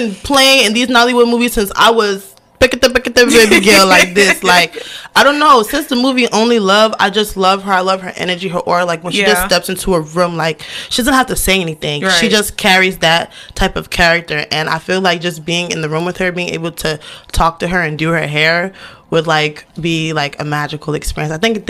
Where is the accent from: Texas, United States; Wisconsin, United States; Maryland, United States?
Maryland, United States; Baltimore; also born or lived in Imo State, Nigeria; I'm from over East Baltimore. Oh, and then Jesus. We moved to the county.